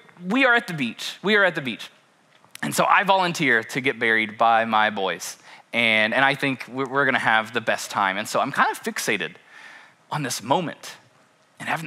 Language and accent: English; Kentucky, United States; we are born and raised in Kentucky